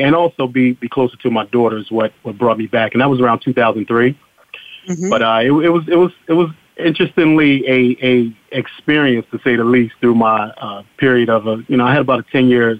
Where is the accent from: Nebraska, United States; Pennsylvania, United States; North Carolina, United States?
Pennsylvania, United States; Chester; moved away as an adult; also born or lived in Philadelphia; I grew up here in my hometown